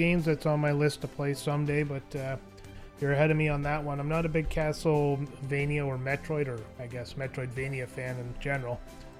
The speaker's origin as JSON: {"language": "English", "country": "Canada", "said": "As a Canadian"}